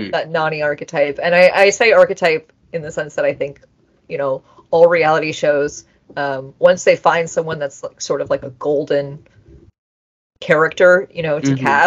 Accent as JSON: {"language": "English", "country": "Canada", "said": "I'm Canadian"}